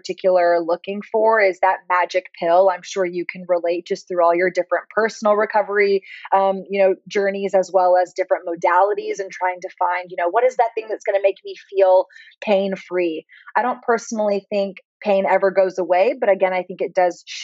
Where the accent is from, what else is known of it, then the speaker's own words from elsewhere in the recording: Austin, Texas, United States; growing up in Austin, we are a little bit more of a hippie city